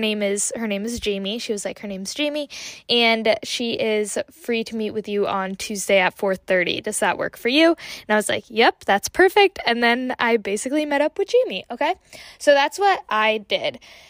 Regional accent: Connecticut, United States; So what happened was my friend was seeing this therapist and we are from Connecticut, so she was doing coastal Connecticut counseling.

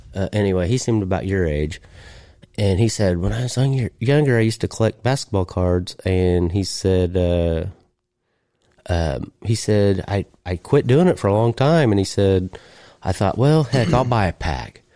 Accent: United States; accent: hillbilly

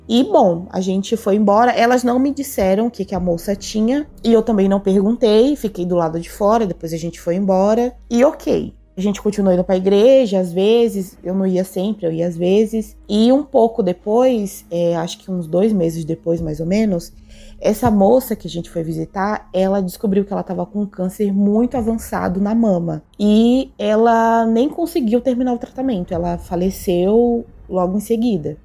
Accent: São Paulo, Brazil; eu sou de São Paulo

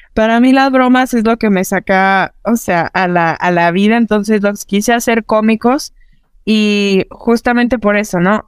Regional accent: Parral, Chihuahua, Mexico; también soy del norte de México, soy de una, de una ciudad pequeña que se llama Parral, Chihuahua

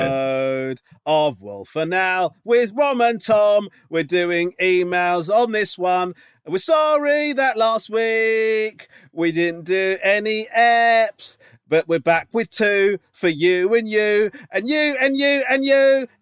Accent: England, United Kingdom; now in Birmingham, United Kingdom; I'm English, but my wife is Northern Irish. And after meeting while travelling Australia 10 years ago, we ended up moving to Birmingham, as that's where she decided to go to university, and it's where we have since laid down roots.

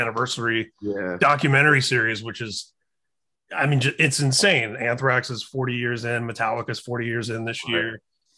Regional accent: Indiana, United States; I grew up in Indiana.

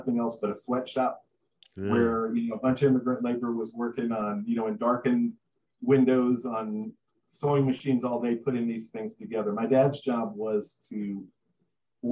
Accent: New York City, New York, United States; now in San Antonio, United States; I grew up in Brooklyn

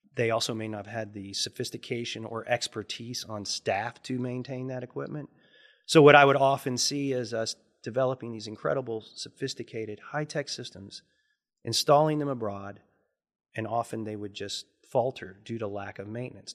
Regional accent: Lexington, Kentucky, United States; also born or lived in Montana; growing up in Lexington

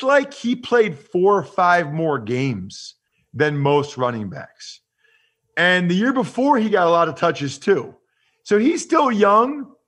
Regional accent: Pennsylvania, United States; I'm from Pennsylvania

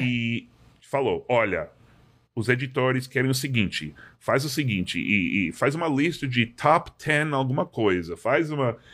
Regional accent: Massachusetts, United States; Portuguese is a second language; moved away; also born or lived in New York; sou de Massachusetts e fui para a faculdade

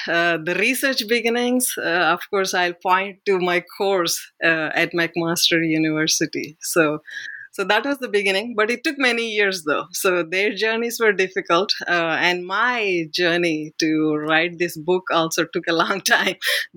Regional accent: India; growing up in India

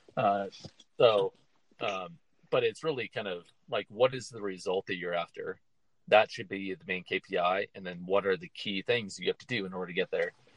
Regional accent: Midwest, United States; moved away as an adult; now in Denver, United States; growing up in the Midwest

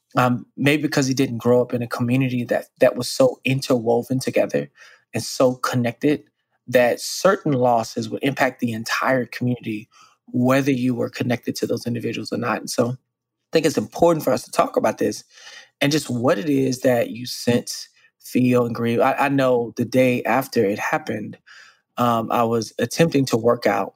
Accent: Dallas, Texas, United States; I was born and raised in Dallas, Texas, and similarly raised in the 90s and the 80s

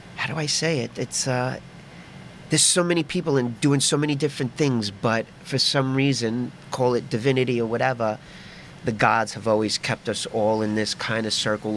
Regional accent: New York City, New York, United States; growing up in the Lower East Side, growing up with the music shops, with the record shops

